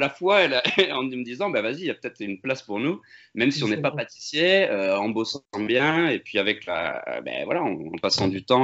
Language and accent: French; Amiens, Hauts-de-France, France; now in Bordeaux, France; À la base, on est du Nord tous les deux. Moi, je viens d'Amiens et lui de Valenciennes. Mais euh, quand on était plus jeune, on a déménagé euh, dans le Sud